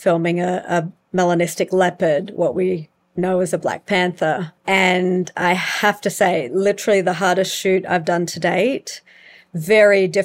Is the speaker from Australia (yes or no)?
yes; Australia; now in South Africa; as an Aussie